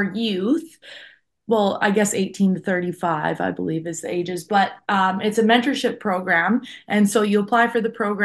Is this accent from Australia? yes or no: no; Alberta, Canada; moved away as an adult; also born or lived in Texas; now in Nebraska, United States; growing up in the Canadian beef industry